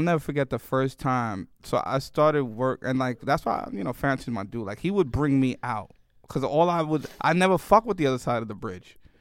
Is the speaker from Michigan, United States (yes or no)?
no; New York City, New York, United States; moved away; also born or lived in Miami; I grew up in the Bronx